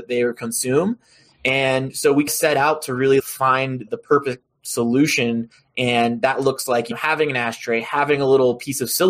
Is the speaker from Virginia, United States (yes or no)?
yes; Roanoke, Virginia, United States; moved away as an adult; also born or lived in Colorado; I am a Virginia boy, born and raised in Roanoke, Virginia.